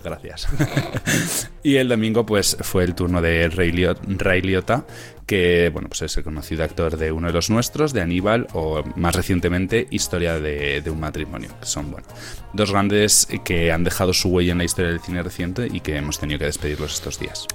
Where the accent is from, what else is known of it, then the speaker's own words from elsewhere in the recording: Tafalla, Navarre, Spain; esta actriz es de mi pueblo